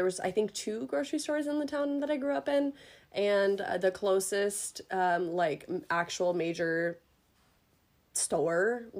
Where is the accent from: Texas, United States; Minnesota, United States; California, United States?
Minnesota, United States; also born or lived in Oregon; I'm from a small town in Minnesota, and then I'm also now from the cities in Minnesota.